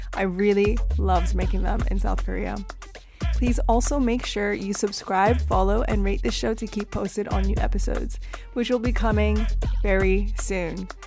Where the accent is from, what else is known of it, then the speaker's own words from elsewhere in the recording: Canada; moved away; also born or lived in United Kingdom; even coming from the U K, growing up in Canada